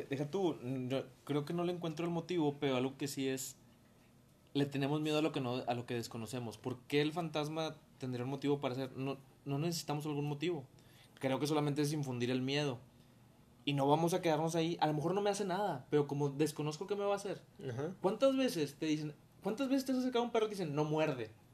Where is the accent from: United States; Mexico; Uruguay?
Mexico